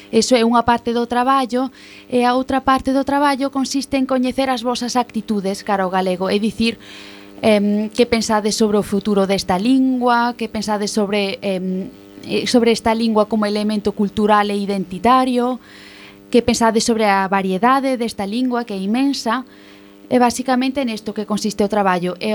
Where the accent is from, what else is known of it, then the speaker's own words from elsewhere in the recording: Basel, Basel-Stadt, Switzerland; Eu veño de Basilea, en Suiza, e son filla de galego, e miña nai é suiza.